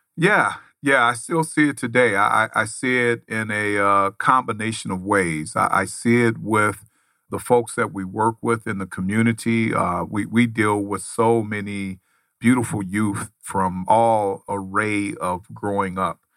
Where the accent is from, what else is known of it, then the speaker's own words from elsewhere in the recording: Los Angeles, California, United States; I grew up in Los Angeles, California